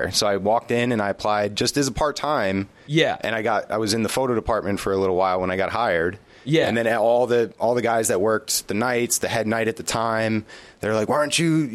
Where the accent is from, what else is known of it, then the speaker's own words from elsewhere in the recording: Passaic, New Jersey, United States; I grew up in New Jersey um, in a town called Passaic